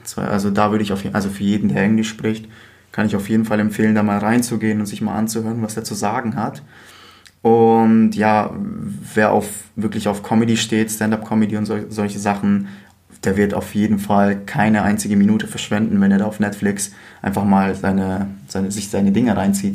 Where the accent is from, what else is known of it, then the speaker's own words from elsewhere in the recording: Bavaria, Germany; now in Berlin, Germany; wir eigentlich beide aus Bayern kommen und als Berlin ausgeben